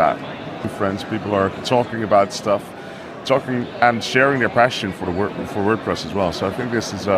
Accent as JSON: {"language": "English", "country": "Netherlands", "said": "I'm the CEO of Yoast, and I'm from the Netherlands."}